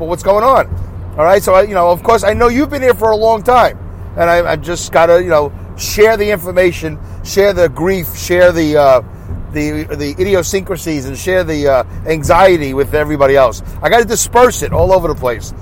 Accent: Saugerties, New York, United States; accent: Brooklyn; my hometown of Saugerties

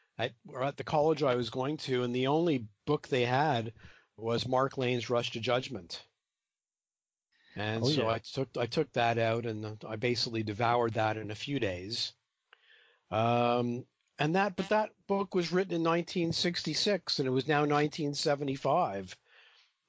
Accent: Canada; I'm from Canada

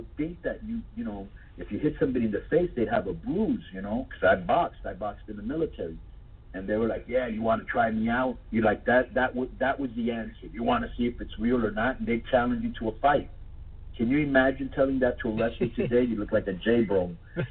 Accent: Miami, Florida, United States; also born or lived in Mexico; I was just this bodybuilder from Miami

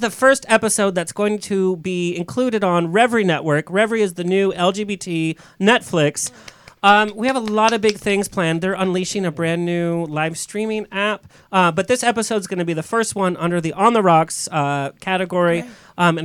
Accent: Orange County, California, United States; I was born in Orange County

